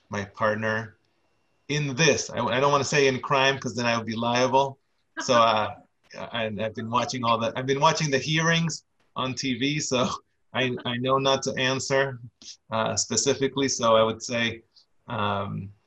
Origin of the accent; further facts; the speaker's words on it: Argentina; now in Boston, United States; I'm originally from Argentina.